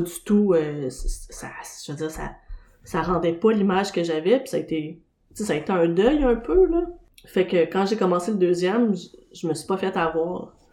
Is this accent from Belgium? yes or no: no; Montreal, Quebec, Canada; j'habite, puis je suis né dans Schlaga